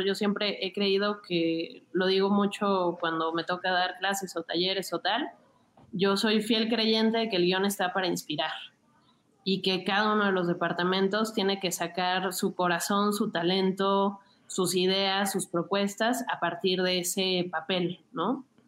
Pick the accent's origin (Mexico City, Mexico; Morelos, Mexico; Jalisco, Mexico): Mexico City, Mexico; crecí muy cerca de Xochimilco